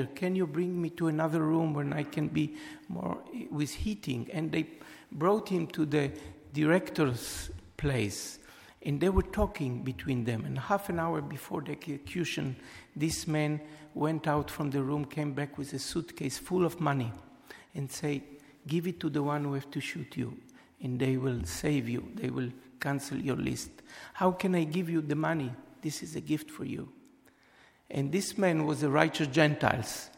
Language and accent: English; Israel; moved away as an adult; also born or lived in Europe; I was born in Israel